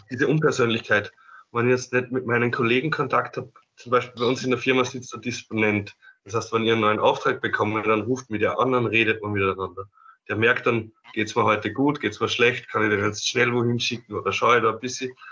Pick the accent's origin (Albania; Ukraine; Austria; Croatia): Austria; Upper Austria; ich bin eigentlich aus Oberösterreich